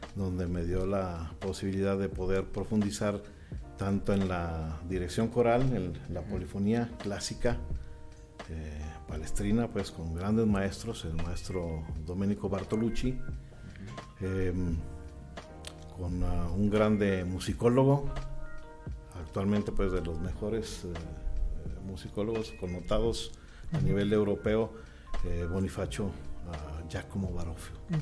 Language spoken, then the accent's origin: Spanish; Guadalajara, Jalisco, Mexico; moved away as an adult; also born or lived in Mexico City; yo inicié con la música a la edad de 7 años en Guadalajara. Nací en Guadalajara